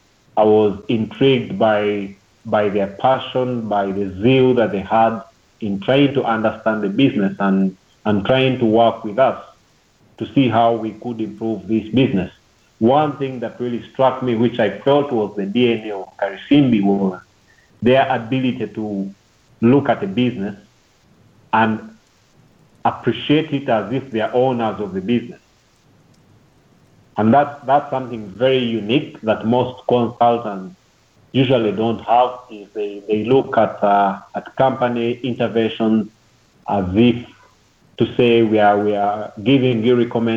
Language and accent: English; Rwanda; also born or lived in Uganda; I was born outside Rwanda. I was born in Uganda. First time I came to Rwanda was in 1996. And that's when my parents moved back from Uganda to live in Rwanda. I went to school in Rwanda.